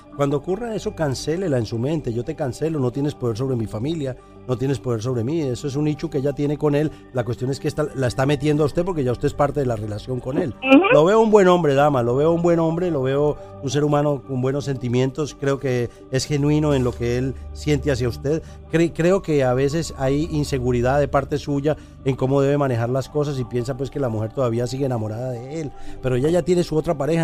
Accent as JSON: {"language": "Spanish", "country": "Colombia", "said": "mi país Colombia"}